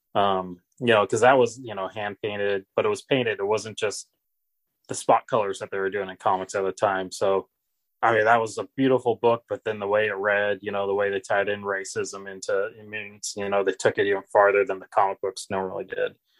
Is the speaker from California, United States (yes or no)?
no; Seattle, Washington, United States; growing up in Seattle in the '80s and early '90s